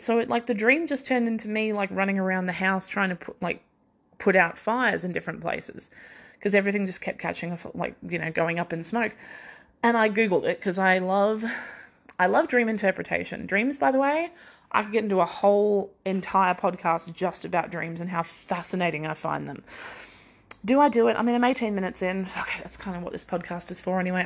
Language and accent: English; Queensland, Australia; also born or lived in Victoria, Australia; So when we moved from Victoria to Queensland